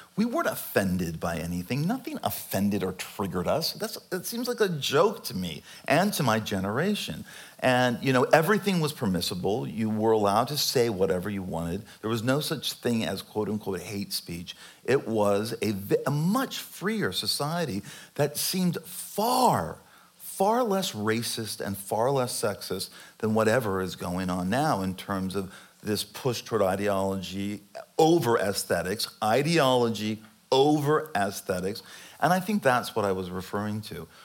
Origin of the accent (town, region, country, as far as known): California, United States; born or raised there